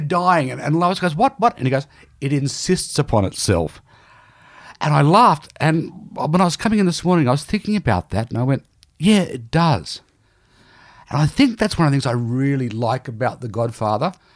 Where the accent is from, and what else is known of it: Newcastle, New South Wales, Australia; born or raised there; moved away